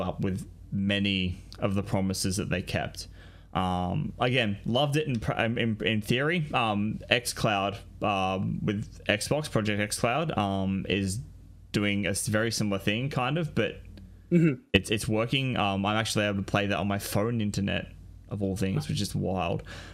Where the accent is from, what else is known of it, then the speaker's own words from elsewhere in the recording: Australia; I'm an Australian